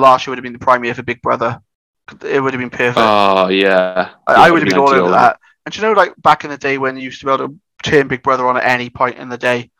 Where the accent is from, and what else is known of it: Wales, United Kingdom